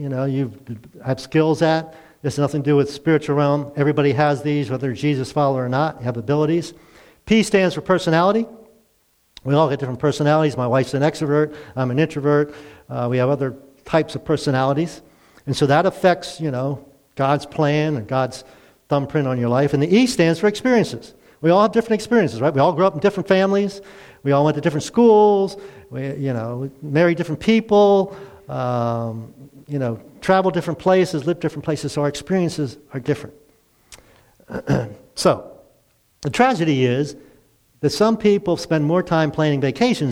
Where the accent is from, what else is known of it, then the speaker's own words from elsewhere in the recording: Baltimore, Maryland, United States; moved away as an adult; I'm from Baltimore